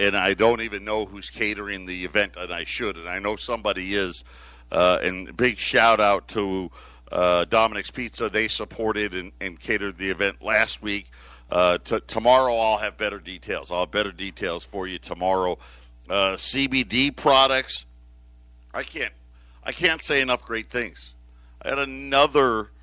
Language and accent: English; Syracuse, New York, United States; now in Arizona, United States; born and raised in Syracuse